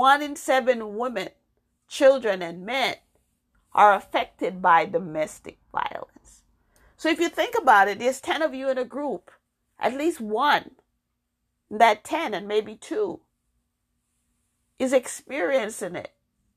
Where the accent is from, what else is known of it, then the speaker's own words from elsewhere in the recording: New York, United States; also born or lived in Jamaica; I am African American, born in Jamaica. I came to the United States when I was 12. I grew up in New York, had my children, then I moved to Massachusetts.